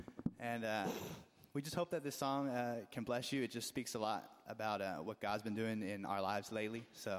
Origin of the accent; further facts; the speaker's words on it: California, United States; I'm sure most of you know Kristen. I'm from California, which is where I met her